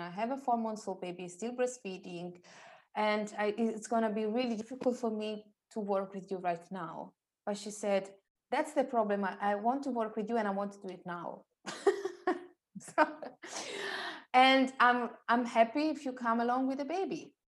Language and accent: English; Italy; moved away as an adult; now in London, United Kingdom; I'm originally from Italy, and I used to live in Italy until five and a half years ago